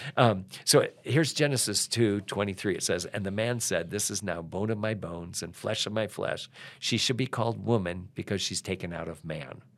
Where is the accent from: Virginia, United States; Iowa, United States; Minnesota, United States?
Iowa, United States; I grew up in Iowa